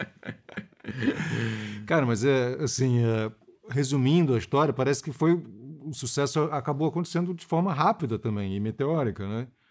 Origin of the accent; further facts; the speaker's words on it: Rio de Janeiro, Brazil; eu sou do Rio também